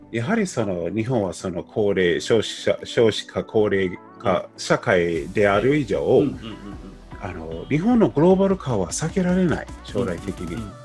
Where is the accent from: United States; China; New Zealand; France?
United States; Japanese is a second language; now in Japan; 僕ももちろんそのアメリカ出身であの僕はまあなんとなく日本語をね、毎日できて